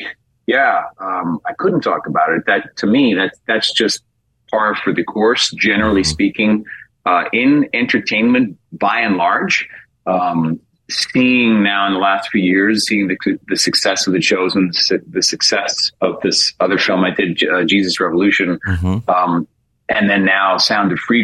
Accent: New York City, New York, United States; moved away as an adult; now in Los Angeles, United States; I'm from New York City originally.

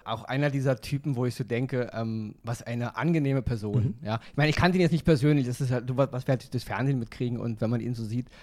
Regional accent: Berlin, Germany; ich komme aus dem Westen, ja. Also mhm. groß geworden in West-Berlin

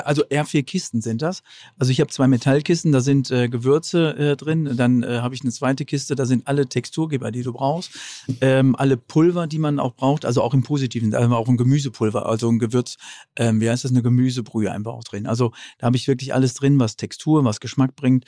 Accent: North Rhine-Westphalia, Germany; moved away; also born or lived in Franconia; ich als Westfale

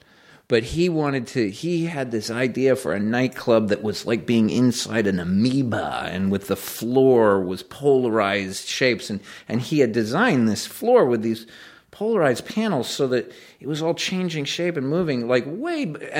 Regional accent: Greenwich, Connecticut, United States; And it's still the house we grew up in Greenwich, Connecticut.

